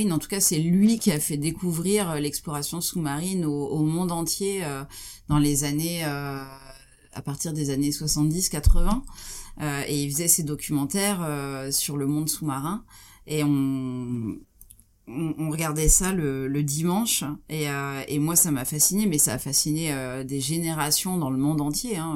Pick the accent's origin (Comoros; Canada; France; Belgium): France; Troyes, Grand Est; j'ai grandi à Troyes en Champagne.